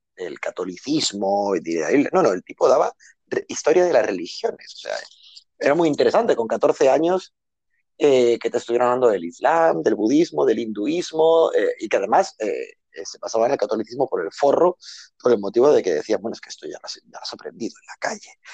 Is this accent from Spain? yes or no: yes; El Prat de Llobregat, Catalonia, Spain; moved away as an adult; now in Bangkok, Thailand; yo nací en un barrio muy humilde de Barcelona, eh, del Extraradio de Barcelona